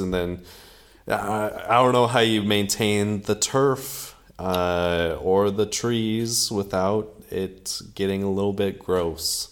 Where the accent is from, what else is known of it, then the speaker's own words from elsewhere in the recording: Minnesota, United States; growing up in Minnesota, it, it was like, uh, this was regular life